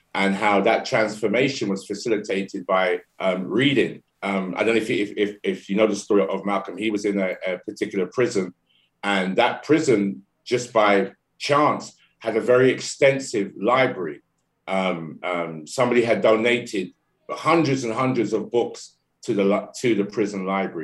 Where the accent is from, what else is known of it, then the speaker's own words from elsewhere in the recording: London, United Kingdom; I'm born and raised in London, UK.